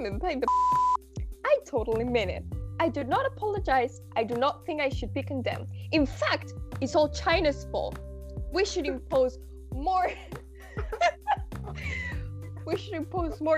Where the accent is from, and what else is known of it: Spain; accent: Spanish; English is a second language